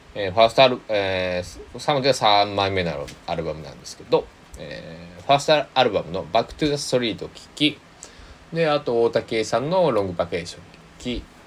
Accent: Kochi, Japan; now in Takamatsu, Japan; 僕の地元の高知県佐木市

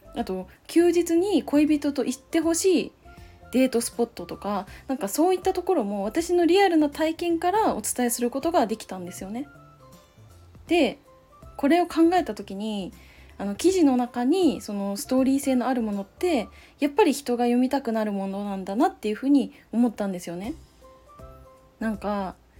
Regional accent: Chiba, Japan; moved away as an adult; also born or lived in Ishikawa Prefecture / Saitama Prefecture / Kanagawa Prefecture / Aichi Prefecture; now in Aichi, Japan; まず石川県で生まれてでその後埼玉県に引っ越しました、まあ、それで幼稚園の年長さんくらいに千葉県に引っ越してでそのまま二十歳までは過ごした

